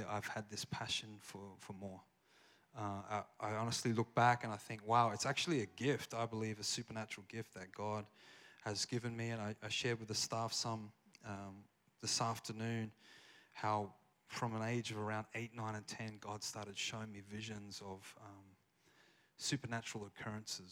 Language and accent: English; South Australia, Australia; accent: Australian; moved away as an adult; now in Redding, United States; I have an Australian accent, if you can't tell. I haven't lost it